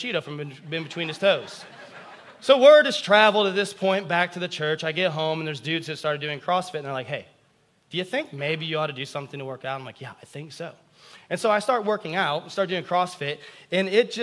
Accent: United States; as American Christians

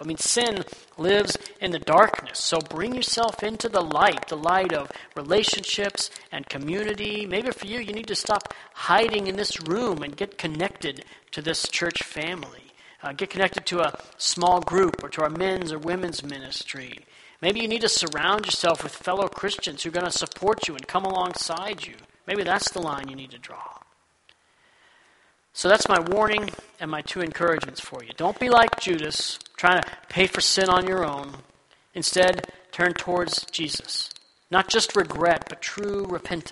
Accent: Texas, United States; Growing up in Texas

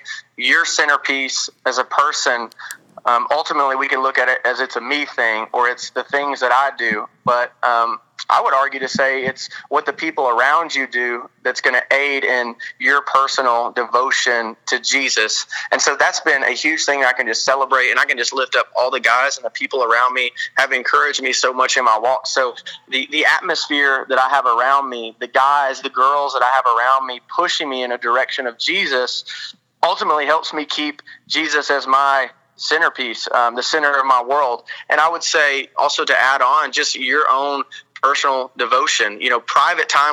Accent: Arkansas, United States; I'm from Arkansas, so I can kind of be a hillbilly sometimes

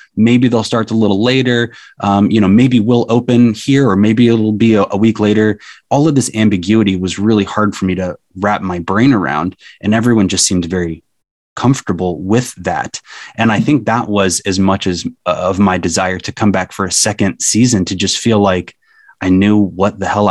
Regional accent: Cincinnati, Ohio, United States; moved away as an adult; now in Alaska, United States; I grew up in Cincinnati, Ohio, and really had only ever been there.

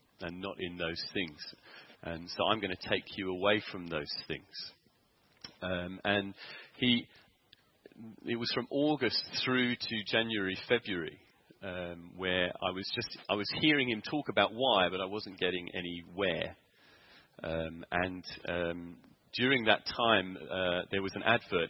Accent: Sevenoaks, South East England, United Kingdom; moved away as an adult; now in South Africa; I'd gone back to my hometown, which it was Sevenoaks in Kent

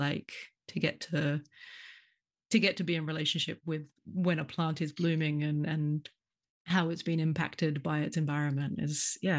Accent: Australia; now in London, United Kingdom; I'm Australian.

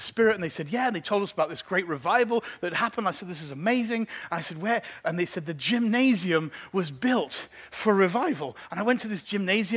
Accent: England, United Kingdom; now in Geneva, Switzerland; I'm English

